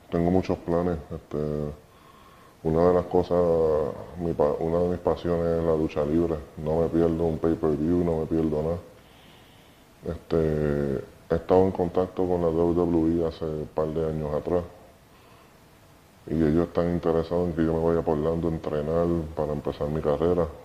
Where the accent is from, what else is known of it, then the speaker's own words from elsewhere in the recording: Puerto Rico; cuando la gente te pregunta dónde tú eres, yo soy de Puerto Rico. Eso es representar, representar a tu país.